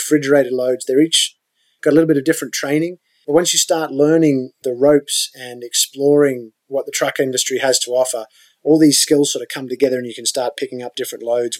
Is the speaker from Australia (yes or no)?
yes; Australia; moved away as an adult; now in United States; as an Australian when I was younger